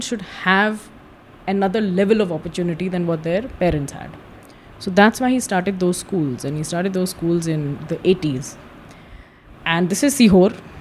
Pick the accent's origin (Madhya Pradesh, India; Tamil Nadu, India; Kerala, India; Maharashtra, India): Madhya Pradesh, India; I'm from Madhya Pradesh